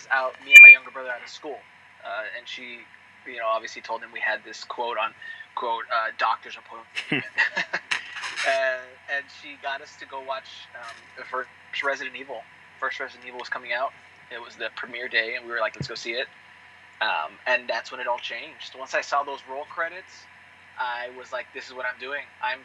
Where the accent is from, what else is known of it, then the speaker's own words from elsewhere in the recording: El Paso, Texas, United States; moved away; when I was in college, back in my hometown of El Paso.